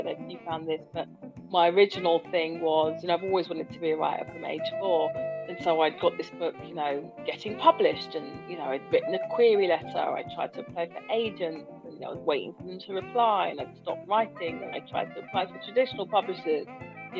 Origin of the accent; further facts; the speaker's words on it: Hounslow, London, United Kingdom; moved away as an adult; also born or lived in Hammersmith; now in South East London, United Kingdom; I was born in Hammersmith. I grew up in Hounslow.